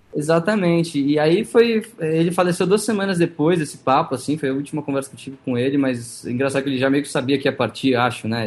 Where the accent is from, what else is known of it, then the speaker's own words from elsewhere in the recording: São Paulo, Brazil; first language Portuguese; also born or lived in San Diego, California, United States / Los Angeles, United States; Eu nasci em San Diego, na Califórnia. San Diego. E aí vim pequeno para o Brasil e, enfim, eu fiz os colégios todos aqui em São Paulo